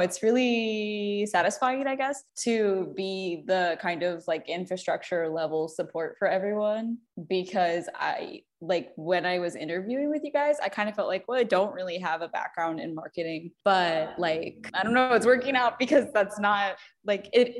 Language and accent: English; Fort Walton Beach, Florida, United States; I like was born and raised in Fort Walton Beach